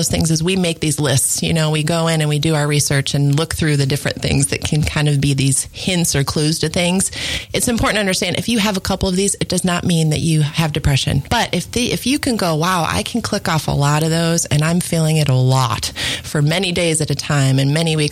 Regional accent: Michigan, United States; I grew up in Michigan

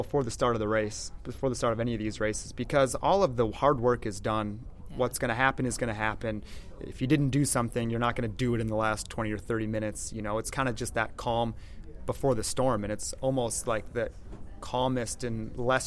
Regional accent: Texas, United States; being from Texas, I think, you know, I can say this because I am from Texas

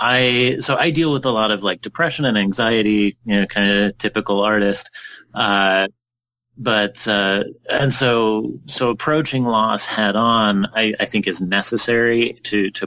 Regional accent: Utah, United States; I'm from Utah

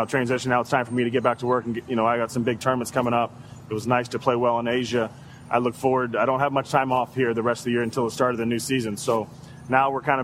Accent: Topeka, Kansas, United States; I signed early to play basketball at Washburn University. It was in my hometown.

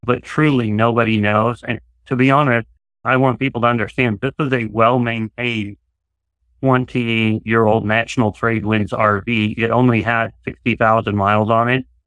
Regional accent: Nebraska, United States; moved away; also born or lived in Portland, Oregon; I'm a native Nebraskan. For 26 years or so, we lived and worked in Oregon around the Portland, Oregon area

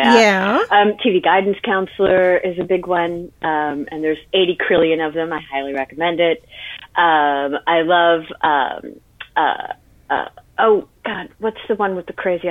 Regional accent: Midwest, United States; I grew up in the Midwest

